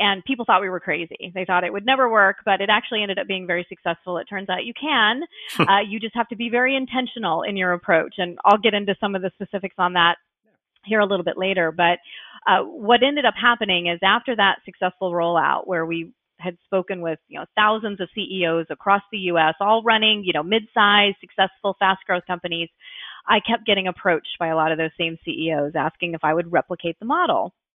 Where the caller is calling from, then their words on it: Orlando, Florida, United States; Sure. I'm in Orlando, Florida. So you might be able to see sunshine outside my window.